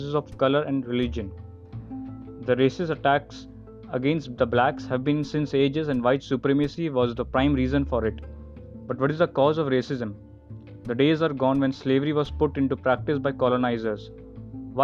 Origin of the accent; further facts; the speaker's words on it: India; Being an Indian